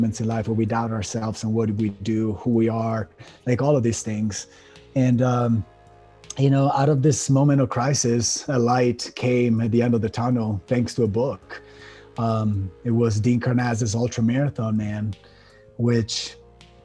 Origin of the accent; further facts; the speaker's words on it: Italy; moved away as an adult; also born or lived in Miami; now in United States; I was born and raised in Italy. And when I was about 24 years old, we were talking about 2007, I decided to leave my country and move to the States.